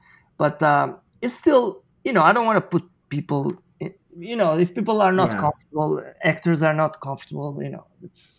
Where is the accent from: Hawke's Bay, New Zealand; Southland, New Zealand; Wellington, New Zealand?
Wellington, New Zealand; I've been in Australia for a few months, but I'm actually from New Zealand. That's where we live, in Wellington.